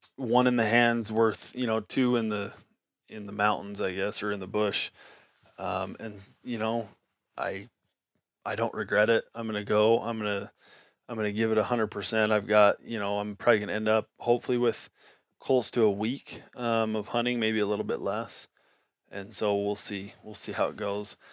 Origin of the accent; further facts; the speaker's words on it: Nevada, United States; I grew up in Nevada